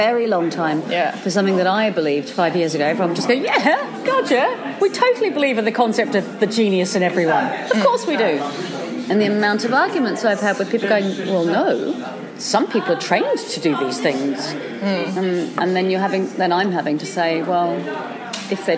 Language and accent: English; New Zealand; I grew up in New Zealand